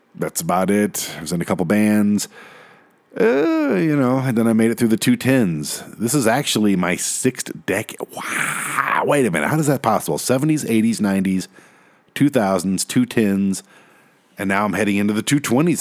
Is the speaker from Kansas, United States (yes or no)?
no; Detroit, Michigan, United States; now in Colorado, United States; I'm from Detroit